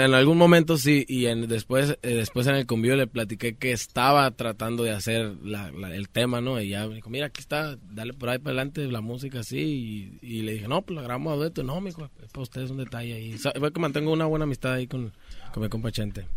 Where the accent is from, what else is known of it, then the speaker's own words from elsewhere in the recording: Sonora, Mexico; also born or lived in Culiacán, Sinaloa; Yo nací en Culiacán, Sinaloa también, pero soy criado en, Sonora